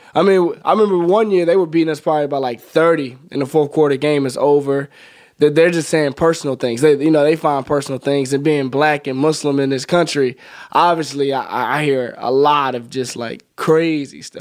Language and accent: English; Birmingham, Alabama, United States; moved away; also born or lived in Nebraska; I'm from Birmingham, uh, right outside the city, from a small little community called Smithfield